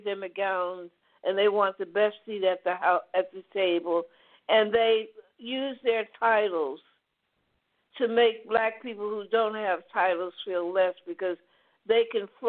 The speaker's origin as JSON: {"language": "English", "region": "the South", "country": "United States", "tie": "born or raised there", "said": "growing up in the South, in the segregated South"}